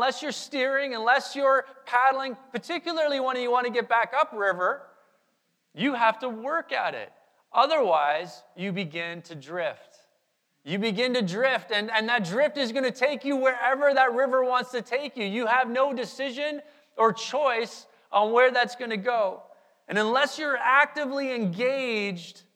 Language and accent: English; Manitoba, Canada; Our family, we grew up in Manitoba